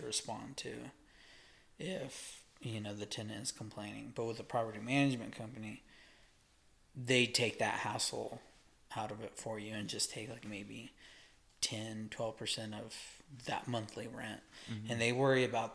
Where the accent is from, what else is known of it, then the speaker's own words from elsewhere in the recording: Amarillo, Texas, United States; I'm from here